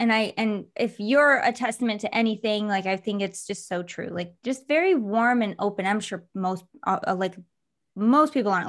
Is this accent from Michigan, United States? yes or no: yes; Michigan, United States; I'm actually originally from Michigan. So when I moved, I don't know if I kept it or lost it.